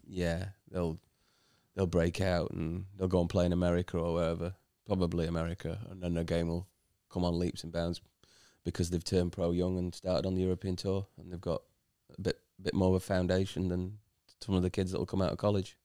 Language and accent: English; United Kingdom; as a British player